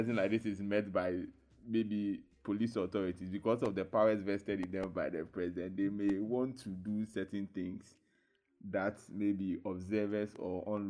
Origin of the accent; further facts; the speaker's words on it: Ghana; I think we as a Ghanaian people are not used to these kind of orderly ways of doing things and instructions